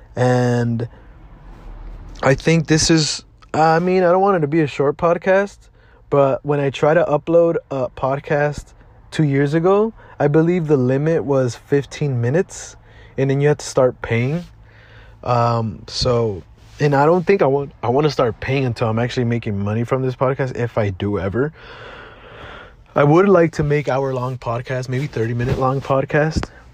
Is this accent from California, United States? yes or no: yes; Maywood, California, United States; also born or lived in Lynwood, California / Bell, California / South Gate, California; I was born and raised here in Southeast Los Angeles.